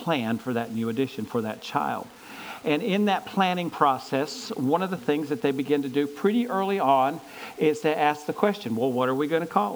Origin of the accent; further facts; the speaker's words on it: Gaffney, South Carolina, United States; my hometown of Gaffney, South Carolina